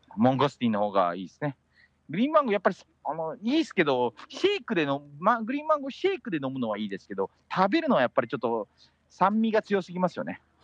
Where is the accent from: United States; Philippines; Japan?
Philippines; Metro Manila; メトロマニラで好きなスポットはやっぱり地元、実家